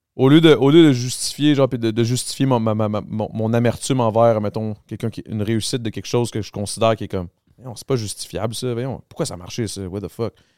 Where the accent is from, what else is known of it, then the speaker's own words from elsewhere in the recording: Montreal, Quebec, Canada; je viens de là. Moi, je viens du Grand Montréal